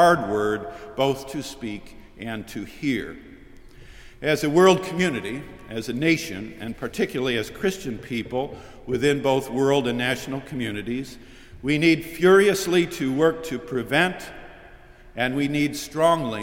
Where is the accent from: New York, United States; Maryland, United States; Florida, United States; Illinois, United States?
New York, United States; Syracuse; moved away; my hometown, Syracuse